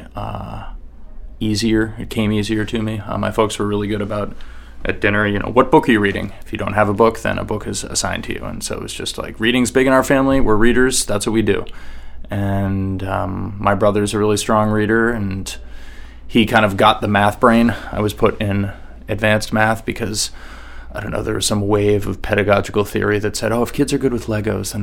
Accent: Hanover, New Hampshire, United States; moved away; Hanover is a really wonderful place to grow up

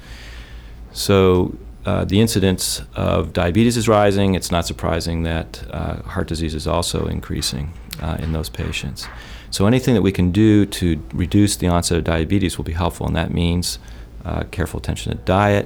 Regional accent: Maine, United States; growing up in Maine

